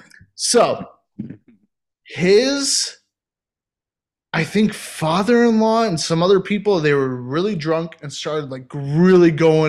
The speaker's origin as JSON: {"language": "English", "town": "Herborn", "region": "Hesse", "country": "Germany", "second_language": "English", "said": "I'm from Herborn. And Herborn, they have a weird dialect and a weird accent that sounds like us American."}